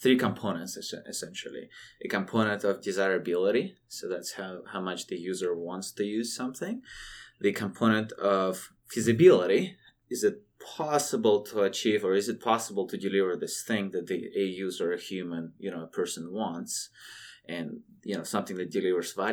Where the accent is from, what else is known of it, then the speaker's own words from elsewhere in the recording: Siberia, Russia; born and raised in Siberia